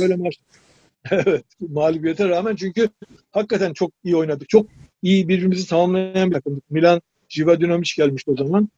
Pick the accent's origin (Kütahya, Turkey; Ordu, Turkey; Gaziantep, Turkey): Ordu, Turkey; moved away as an adult; also born or lived in Sakarya; 1958 Ordu doğumluyum.